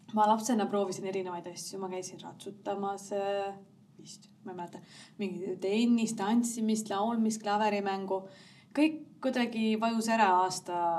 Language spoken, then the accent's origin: Estonian; Rakvere, Lääne-Viru County, Estonia; moved away; also born or lived in Tallinn; me oleme mõlemad Rakverest pärit